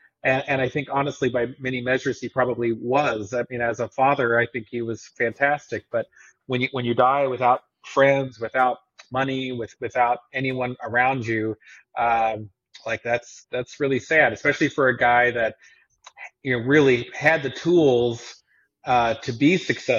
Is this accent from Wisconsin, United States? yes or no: no; Tulsa, Oklahoma, United States; also born or lived in Texas; now in Missouri, United States; so born in Texas, but spent most of my formative years, I guess, growing up in Oklahoma, and specifically in and around the Tulsa area.